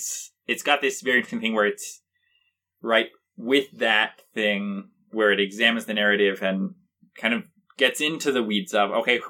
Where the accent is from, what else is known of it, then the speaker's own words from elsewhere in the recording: Ohio, United States; given that I grew up in Ohio